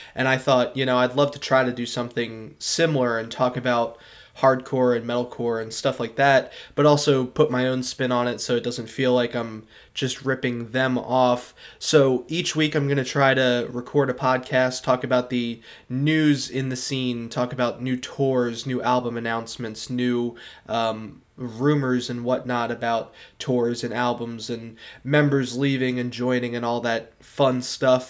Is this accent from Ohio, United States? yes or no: no; Philadelphia suburbs, Pennsylvania, United States; I'm from the Philadelphia suburbs